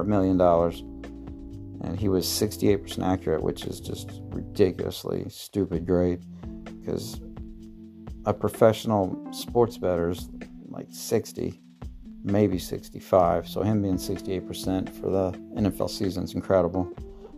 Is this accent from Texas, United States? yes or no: no; Marion, Illinois, United States; I'm from Marion, Illinois.